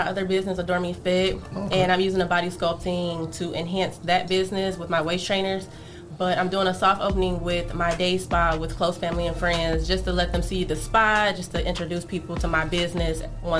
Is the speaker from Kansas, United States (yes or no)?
no; Detroit, Michigan, United States; Yeah, I'm from Detroit, but I didn't go to Detroit public schools. My dad kept me in the suburbs.